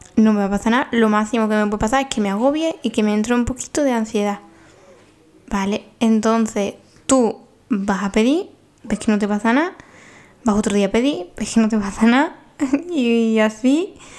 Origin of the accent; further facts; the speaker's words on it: Paradas, Seville, Andalusia, Spain; en Sevilla, mi pueblo